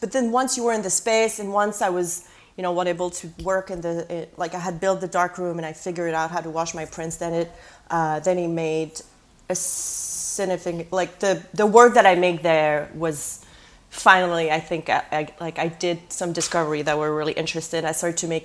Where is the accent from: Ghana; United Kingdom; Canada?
Canada; moved away as an adult; also born or lived in Quebec City, Canada / San Francisco, United States; now in Brooklyn, United States; I'm Canadian, but I don't really have a career in Canada because I've been here for a while